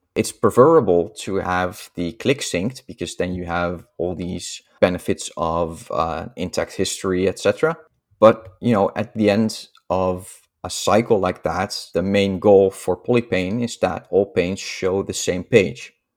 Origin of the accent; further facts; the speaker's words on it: Netherlands; accent: Dutch; I'm Dutch, as you can probably hear from my accent.